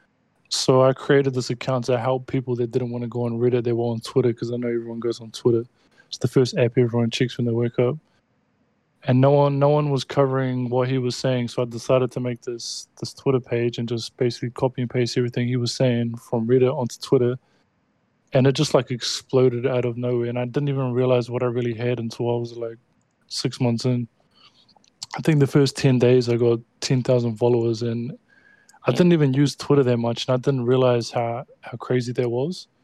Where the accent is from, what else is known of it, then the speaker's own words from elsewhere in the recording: New Zealand; I'm from New Zealand.